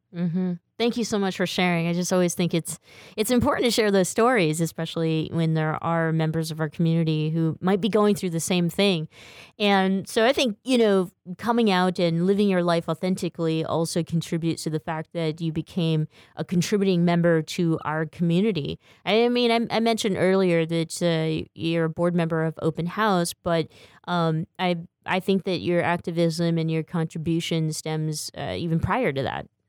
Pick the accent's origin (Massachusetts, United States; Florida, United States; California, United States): California, United States; Stockton; I'm from Stockton, or I grew up in Stockton